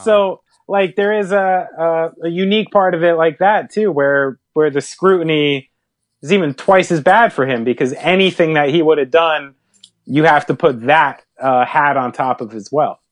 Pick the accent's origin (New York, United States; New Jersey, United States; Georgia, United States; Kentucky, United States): New Jersey, United States; we're from New Jersey. We understand the trip from North Jersey to A C